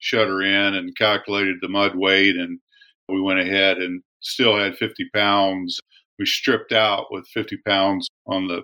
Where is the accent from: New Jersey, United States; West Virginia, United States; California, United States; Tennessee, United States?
West Virginia, United States; moved away as an adult; also born or lived in Bradford, Pennsylvania / Houston, Texas; I'm originally from West Virginia